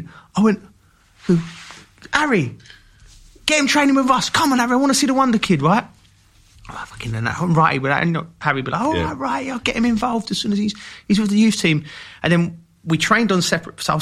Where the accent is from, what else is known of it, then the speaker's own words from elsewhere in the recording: London, United Kingdom; I'm from Kentish Town, so big Arsenal community. I love Wrighty growing up.